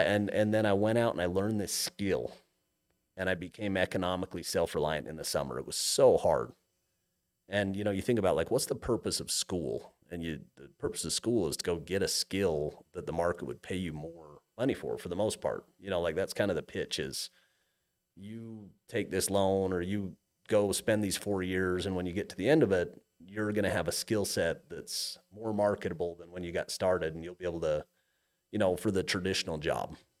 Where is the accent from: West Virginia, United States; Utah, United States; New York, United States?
Utah, United States; Cache Valley; moved away as an adult; also born or lived in Montana; I grew up in Cache Valley